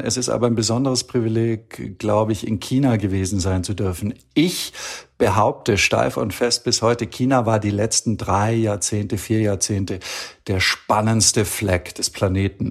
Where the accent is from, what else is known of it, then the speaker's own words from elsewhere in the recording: Allgäu, Bavaria, Germany; moved away as an adult; also born or lived in Istanbul / Beijing; now in Copenhagen, Denmark; im Allgäu, wo ich herkomme, bei den anderen Großeltern